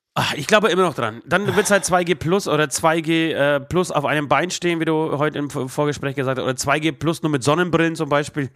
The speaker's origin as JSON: {"language": "German", "town": "Trockau", "region": "Bavaria", "country": "Germany", "tie": "born or raised there", "said": "ich bin ja in Trockau groß geworden"}